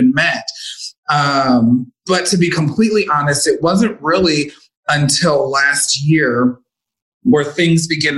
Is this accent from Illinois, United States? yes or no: yes; Chicago, Illinois, United States; moved away as an adult; now in Las Vegas, United States; my family back home were extremely religious